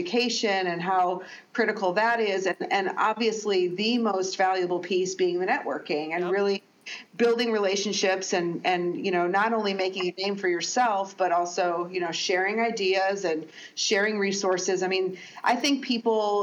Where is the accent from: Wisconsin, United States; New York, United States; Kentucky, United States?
Wisconsin, United States; Milwaukee; moved away as an adult; now in Washington, D.C. area, United States; So I'm originally from Milwaukee, and so I've always considered Milwaukee teams to be sort of my home teams, even though I've been in this D.C., Northern Virginia area for more than 30 years.